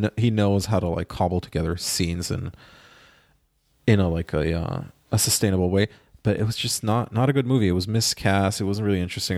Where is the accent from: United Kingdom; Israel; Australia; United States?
Israel; moved away; my hometown in Israel